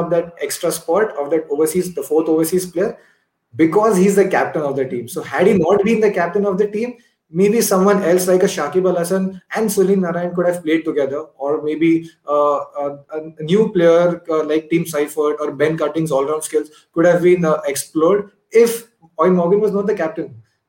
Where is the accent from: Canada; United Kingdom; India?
India; Pune, Maharashtra; I'm from Pune.